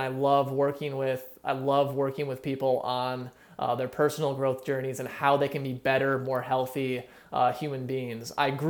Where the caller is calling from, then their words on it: California, United States; I am in East Bay, California right now. So just about like 15 miles east of San Francisco.